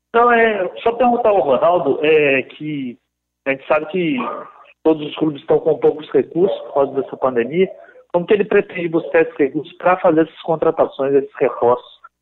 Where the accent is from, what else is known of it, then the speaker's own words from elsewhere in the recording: Belo Horizonte, Minas Gerais, Brazil; Eu nasci na, na Avenida Augusto de Lima, no Barro Preto